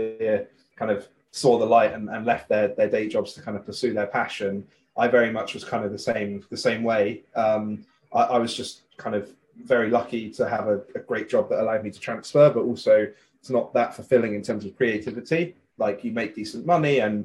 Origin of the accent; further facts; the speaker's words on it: West Country, South West England, United Kingdom; also born or lived in United States; I'm from the West Country. Originally, yeah.